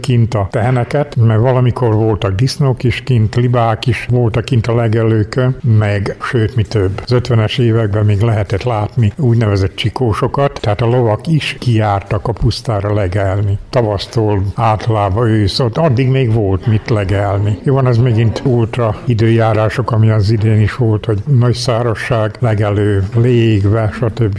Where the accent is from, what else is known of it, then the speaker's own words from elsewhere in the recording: Banat, Kanizsa municipality, Vojvodina, Serbia; bánáttól származom, Kanizsamon-Ostorról